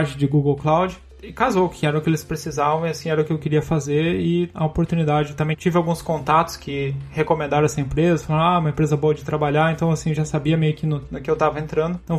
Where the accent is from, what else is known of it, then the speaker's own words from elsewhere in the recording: Curitiba, Paraná, Brazil; Eu sou natural de Curitiba.